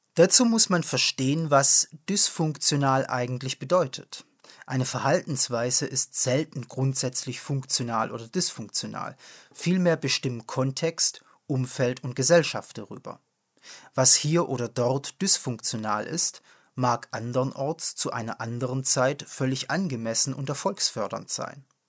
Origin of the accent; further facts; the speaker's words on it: foot of the Swabian Jura, Baden-Württemberg, Germany; In meiner Heimat, am Fuße der Schwäbischen Alb gelegen